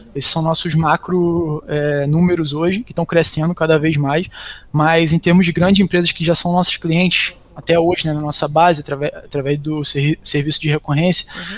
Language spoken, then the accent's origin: Portuguese; Macaé, Rio de Janeiro, Brazil; also born or lived in Belém, Pará, Brazil; sou natural de Belém do Pará, inclusive. Vim para cá, para Macaé, onde fica a nossa matriz, com 4 anos de idade